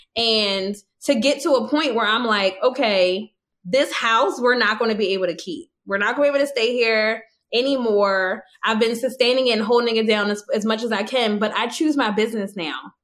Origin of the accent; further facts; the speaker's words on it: United States; an American woman who didn't travel anywhere until after, you know, till my 30th birthday